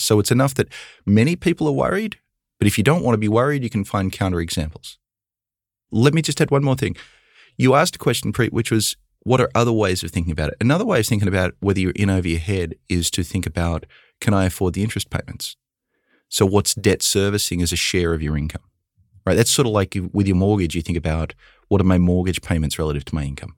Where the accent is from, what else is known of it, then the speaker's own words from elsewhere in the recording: Australia; moved away as an adult; now in United States; I grew up in Australia with very little student debt